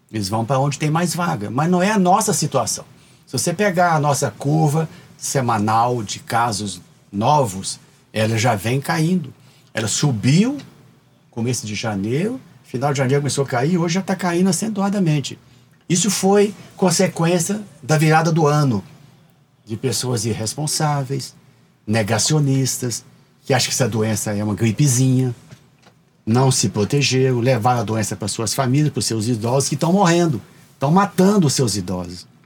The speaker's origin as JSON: {"language": "Portuguese", "town": "Mogi Mirim", "region": "São Paulo", "country": "Brazil", "said": "Sou de Mojimirim."}